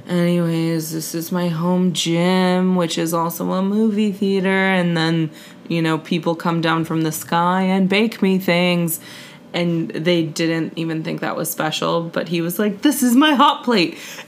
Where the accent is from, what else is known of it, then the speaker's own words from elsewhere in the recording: Singapore; this, you know, book is loosely based on, like, my childhood and my experience growing up in Singapore